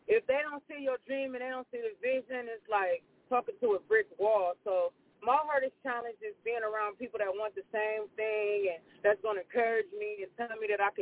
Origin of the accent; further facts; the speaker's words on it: Columbus, Ohio, United States; I'm from Columbus, Ohio and I'm currently in Columbus, Ohio right now.